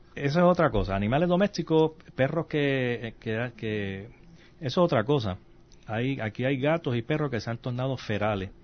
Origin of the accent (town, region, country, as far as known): Puerto Rico